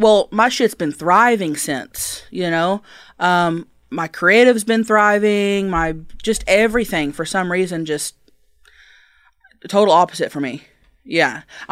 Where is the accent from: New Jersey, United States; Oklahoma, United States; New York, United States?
Oklahoma, United States; Thackerville; Thackerville, Oklahoma.